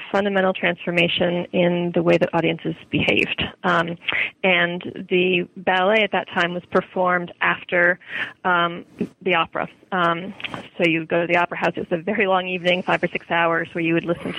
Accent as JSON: {"language": "English", "town": "Bedford Hills", "region": "New York", "country": "United States", "tie": "born or raised there", "said": "I grew up in Bedford Hills, New York, which is a small little town about an hour north of New York City"}